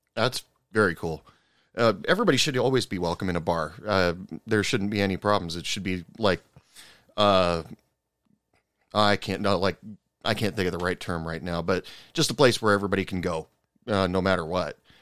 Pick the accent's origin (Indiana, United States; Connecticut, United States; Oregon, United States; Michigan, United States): Oregon, United States; moved away as an adult; now in West Texas, United States; I live in West Texas, and I thought it was the weather schizophrenic out here because I'm originally from Oregon and moved okay. out, uh, moved down to Texas for work uh, about 10 years ago